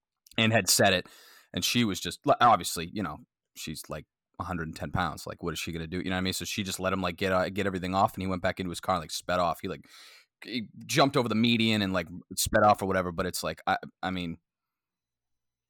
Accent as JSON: {"language": "English", "town": "Boston", "region": "Massachusetts", "country": "United States", "tie": "born or raised there", "said": "I grew up in Boston"}